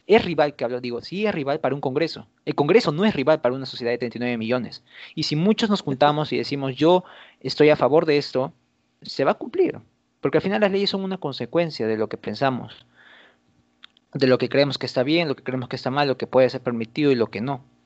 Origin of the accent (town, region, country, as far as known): Peru